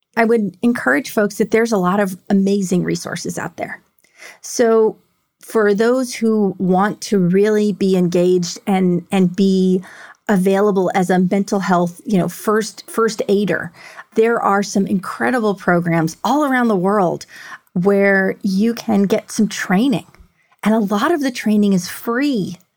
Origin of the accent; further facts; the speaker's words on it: New York City, New York, United States; moved away as an adult; now in Houston, United States; I grew up in New York